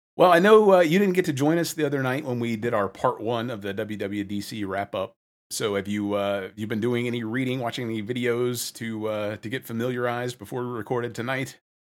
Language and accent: English; the South, United States; Growing up in the South